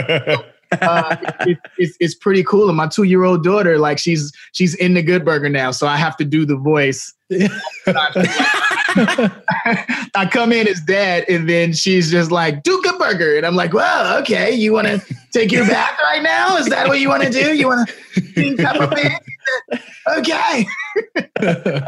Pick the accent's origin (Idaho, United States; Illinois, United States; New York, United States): Illinois, United States; Chicago; I'm from Chicago